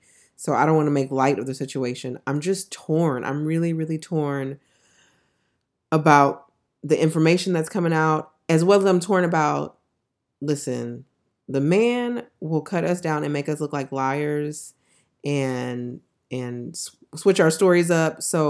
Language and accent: English; Texas, United States; And I don't know, I'm from Texas.